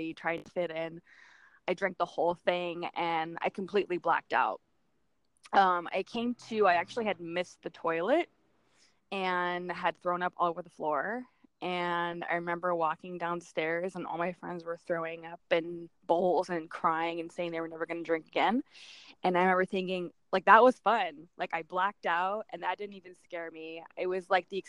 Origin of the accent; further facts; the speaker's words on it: Camarillo, California, United States; I grew up in Camarillo, California, which is like Southern California. And born and raised